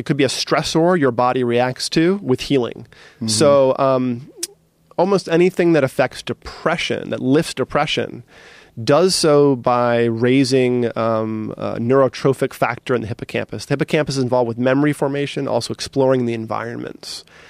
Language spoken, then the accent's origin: English; East Coast, United States; But you know, I grew up as like on the East Coast as a hard nosed, you know, East Coaster.